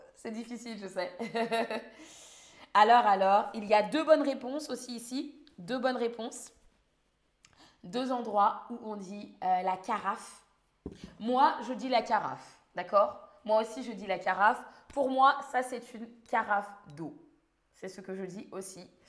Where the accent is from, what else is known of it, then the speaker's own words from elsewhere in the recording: Île-de-France, France; je viens d'Île-de-France